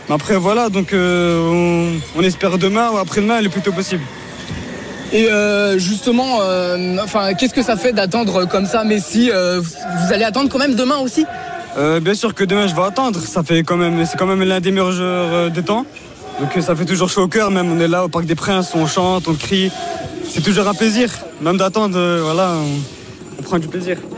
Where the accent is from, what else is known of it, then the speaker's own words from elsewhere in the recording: Mulhouse, Grand Est, France; je viens de très loin comme il a dit. Ben, je viens d'Alsace, de Mulhouse, 68.